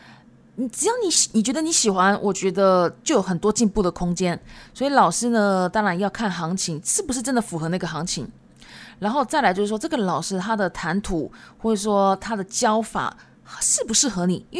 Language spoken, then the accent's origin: Chinese; Japan; first language Japanese and Chinese; 因为我自己本身是日籍，但是我中文讲的很好，因为中日文都是我的母语。